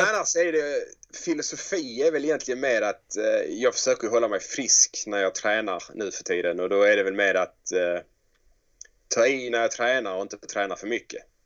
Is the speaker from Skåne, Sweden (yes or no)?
yes; Helsingborg, Skåne, Sweden; Drottninghög där jag växte upp